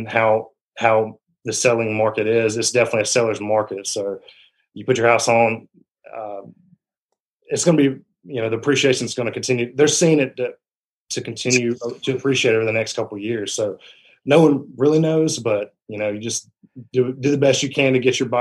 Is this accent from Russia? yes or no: no; Rome, Georgia, United States; I'm a lifelong resident of Rome. I grew up in the Model area, graduated from Model High School